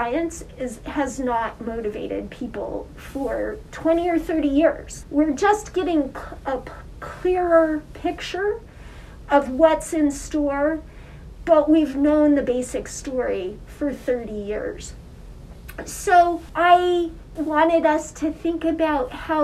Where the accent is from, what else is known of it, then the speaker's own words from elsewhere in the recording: Wyoming, United States; moved away; I grew up in Wyoming